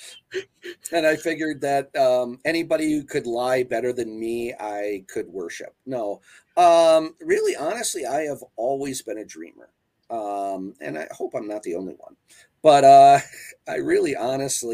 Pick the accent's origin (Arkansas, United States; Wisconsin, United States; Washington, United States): Wisconsin, United States; I grew up in Wisconsin